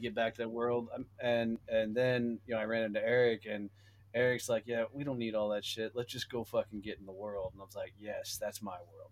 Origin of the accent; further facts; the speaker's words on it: Fort Worth, Texas, United States; my hometown of Fort Worth, Texas